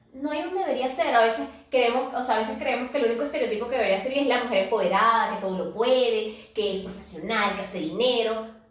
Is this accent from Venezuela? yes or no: yes; Venezuela; nosotros que somos venezolanas